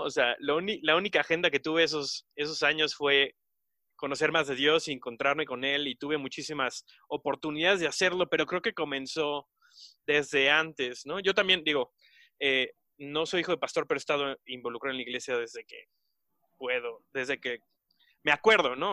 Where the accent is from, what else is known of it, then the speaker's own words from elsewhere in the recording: Mexico; nosotros como, mexicanos